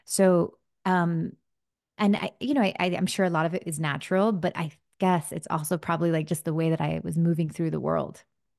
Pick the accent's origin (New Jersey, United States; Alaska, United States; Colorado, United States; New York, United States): New Jersey, United States; born there; I was in my kitchen, my family's house, and I was born in New Jersey.